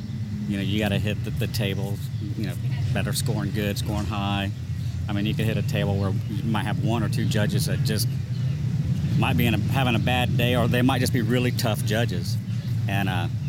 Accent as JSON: {"language": "English", "town": "Lakeland", "region": "Florida", "country": "United States", "said": "I'm from Lakeland, Florida, which is in between Tampa and Orlando"}